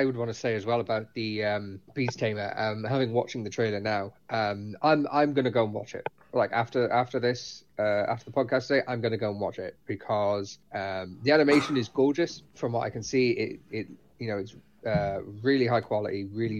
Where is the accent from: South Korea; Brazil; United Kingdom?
United Kingdom; considering both me and Mikey are British.